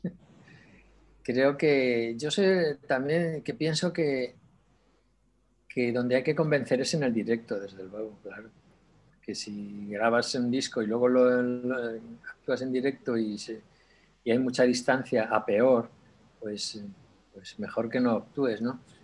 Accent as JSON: {"language": "Spanish", "town": "Sardón de Duero", "region": "Castile and León", "country": "Spain", "tie": "born or raised there", "also_born_or_lived": "Barcelona", "moved": "yes", "said": "nací además en Sardón"}